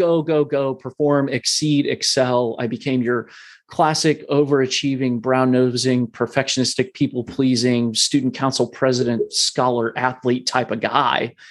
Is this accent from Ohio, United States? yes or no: yes; Columbus, Ohio, United States; I was born and raised in Columbus, Ohio